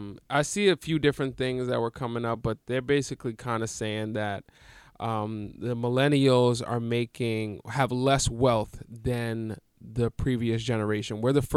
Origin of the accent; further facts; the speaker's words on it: New York, United States; I'm from New York, baby.